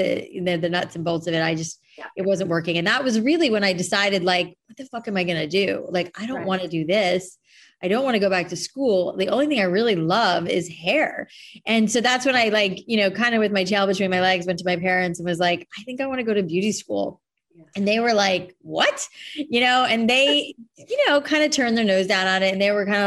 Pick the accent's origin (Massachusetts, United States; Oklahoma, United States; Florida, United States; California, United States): Florida, United States; Boca Raton; also born or lived in New York / San Francisco; now in Los Angeles, United States; I grew up in South Florida, so like land of frizzy hair